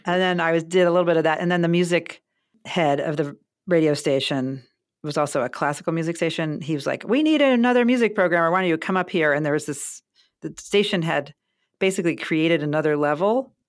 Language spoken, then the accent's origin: English; Baltimore, Maryland, United States; moved away as an adult; also born or lived in Grinnell; I grew up in Baltimore